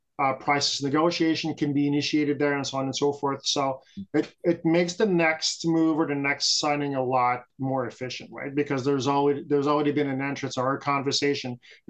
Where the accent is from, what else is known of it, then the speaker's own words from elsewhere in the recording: Canada; So we're a Canadian group, yeah. And we like to focus on that. We're very proud Canadians throughout the country.